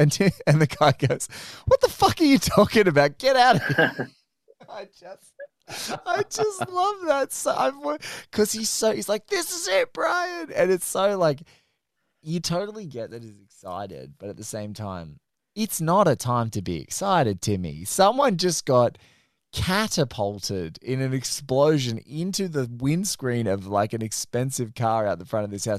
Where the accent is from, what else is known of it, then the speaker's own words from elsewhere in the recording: Australia; That's the first time I'd heard shake and bake as an Australian.